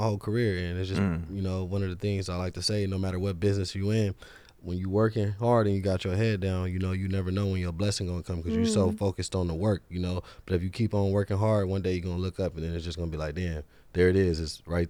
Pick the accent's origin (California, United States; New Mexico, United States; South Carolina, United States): California, United States; Los Angeles; born and raised. I'm from South Central, man. I'm with the Crenshaw. I'm with the Westchester.